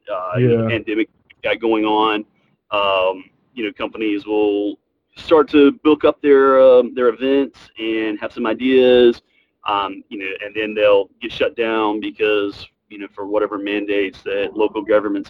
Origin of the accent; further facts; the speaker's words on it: the South, Alabama, United States; growing up in the South, you know, I was fortunate enough to grow up in the territory days, going to wrestling every Saturday night in Dothan, Alabama